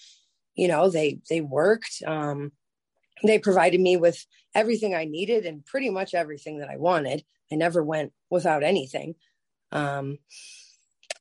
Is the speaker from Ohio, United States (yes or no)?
yes; Lorain, Ohio, United States; also born or lived in Cleveland, Ohio; I grew up in Lorain, Ohio